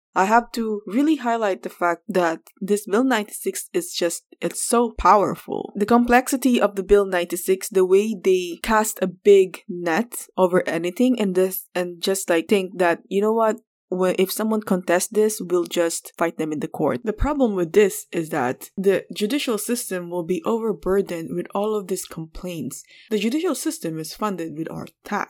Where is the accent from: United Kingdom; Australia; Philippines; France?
Philippines; now in Quebec, Canada; I'm Filipino